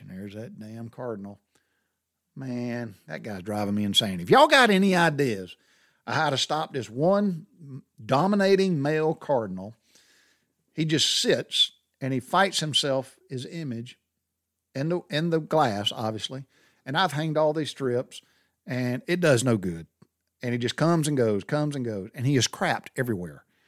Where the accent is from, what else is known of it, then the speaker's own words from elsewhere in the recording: Butler, Georgia, United States; as a kid growing up in the South, we went barefooted